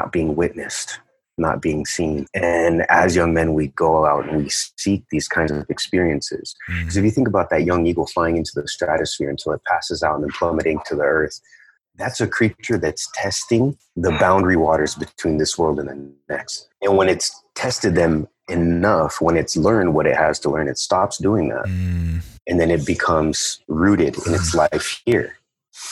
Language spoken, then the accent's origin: English; United States; They came to the States. I grew up right on the border. So they came to the States and settled here shortly before I was born